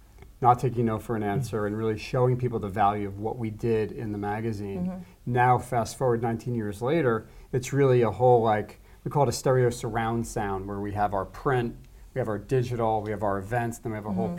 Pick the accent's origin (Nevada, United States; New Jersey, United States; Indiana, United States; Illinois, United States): New Jersey, United States; moved away as an adult; now in Los Angeles, United States; I'm from New Jersey. My wife's from New York. I'm from New Jersey. And I came out here in 94.